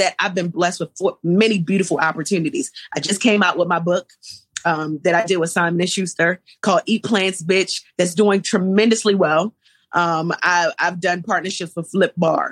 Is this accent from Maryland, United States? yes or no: yes; Baltimore, Maryland, United States; moved away; also born or lived in Atlanta; I come from East Baltimore